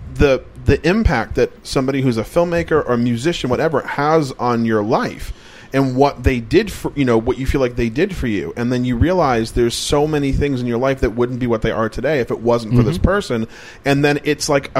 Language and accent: English; Massachusetts, United States; I'm from Massachusetts